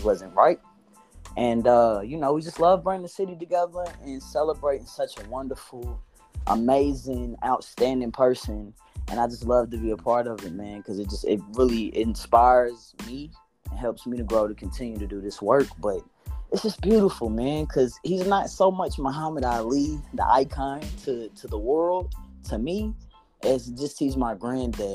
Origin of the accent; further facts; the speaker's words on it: Louisville, Kentucky, United States; also born or lived in Harlem, New York / Detroit; I was born and raised in Louisville, Kentucky.